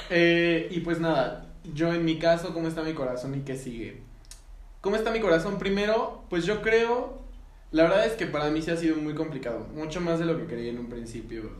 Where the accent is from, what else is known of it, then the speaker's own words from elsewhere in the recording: Mexico; a nosotros mexicanos